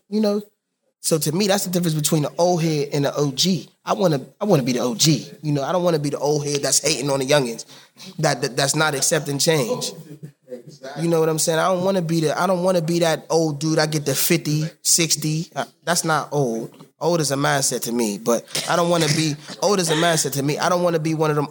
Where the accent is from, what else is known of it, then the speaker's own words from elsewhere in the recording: Braddock, Pennsylvania, United States; I'm from Braddock. Everybody from Braddock is damn near cousins.